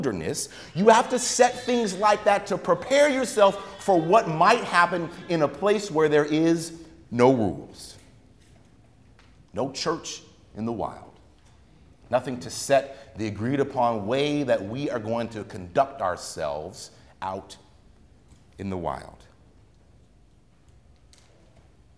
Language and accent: English; United States; as a child growing up in America